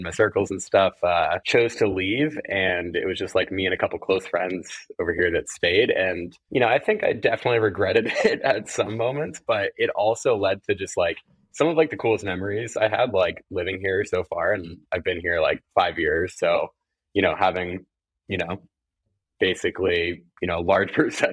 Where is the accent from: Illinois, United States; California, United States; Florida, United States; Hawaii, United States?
California, United States; moved away as an adult; also born or lived in Ohio; now in New York, United States; I grew up in California, actually, not too, not too far from where you are in LA.